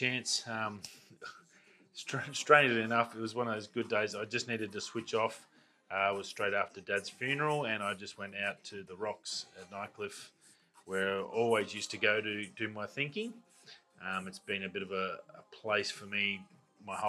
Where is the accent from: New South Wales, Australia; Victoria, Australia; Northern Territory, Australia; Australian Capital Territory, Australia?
Northern Territory, Australia; Darwin; growing up in Darwin, like, I know the city back to front